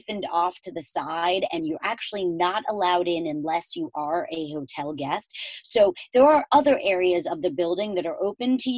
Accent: New York City, New York, United States; the Plaza that we knew growing up in New York City

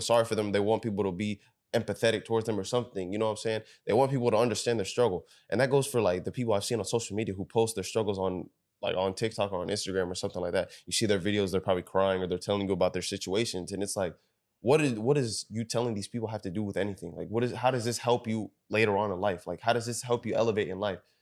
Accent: Sudan; we're from Sudan

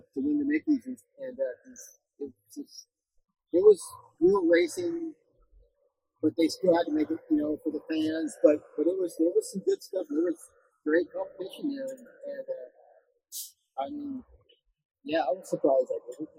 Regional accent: Washington, United States; born or raised there; moved away as an adult; now in Southern California, United States

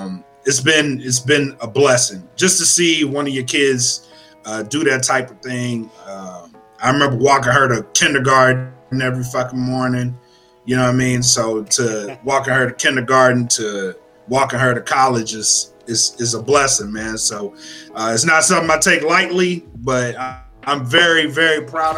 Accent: Louisiana, United States; I'm from Louisiana

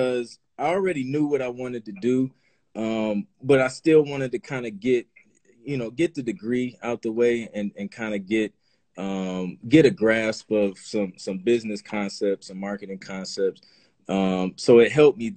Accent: Toledo, Ohio, United States; moved away as an adult; also born or lived in Columbus, Ohio; now in Atlanta, United States; Grew up in Ohio, born and raised in Toledo

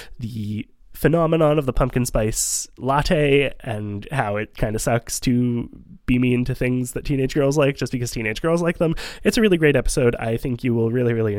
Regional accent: Montreal, Quebec, Canada; also born or lived in Vancouver, Canada; we had moved to Montreal by the time I was 6

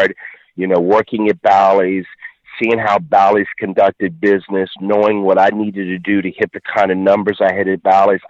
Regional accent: Lumbee Nation, North Carolina, United States; I was from the Lumbee Nation

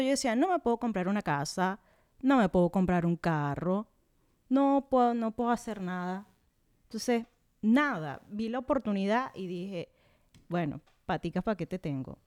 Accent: Venezuela; moved away as an adult; venimos siendo el segundo país con más migrantes alrededor del mundo

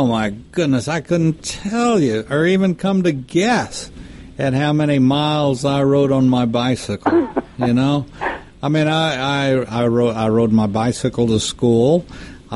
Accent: Texas, United States; I grew up in Texas

